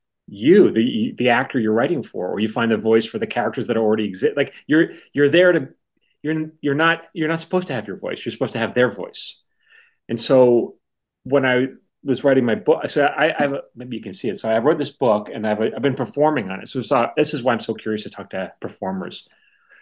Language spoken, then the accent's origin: English; New York, United States; I was from New York